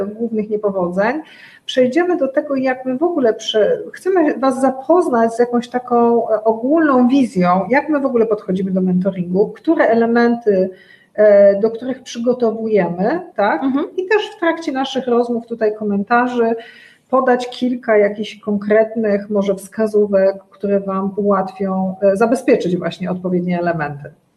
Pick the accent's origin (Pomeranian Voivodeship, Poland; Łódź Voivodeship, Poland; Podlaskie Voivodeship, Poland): Łódź Voivodeship, Poland; Łódź; Ja pochodzę z Łodzi